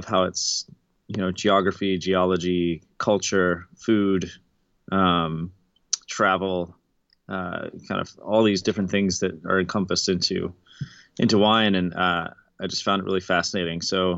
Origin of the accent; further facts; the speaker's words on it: Baltimore, Maryland, United States; I'm from Baltimore originally, or from outside Baltimore.